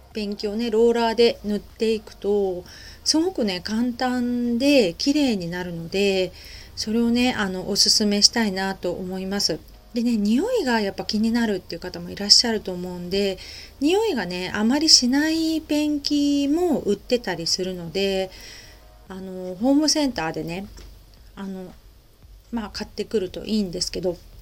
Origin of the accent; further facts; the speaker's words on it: Japan; also born or lived in Kita-Kamakura, Kanagawa; now in Kamakura, Japan; 私地方出身なので